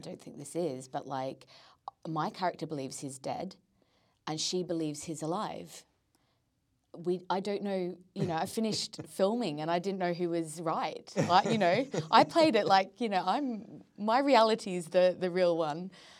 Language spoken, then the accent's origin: English; Australia; now in London, United Kingdom; I come back to London, everyone's like, wow, you sound Australian. And I'm like, well, I should because I am Australian. And then, when I haven't been home back to Australia for a bit, I go back there and they're like, you sound really English.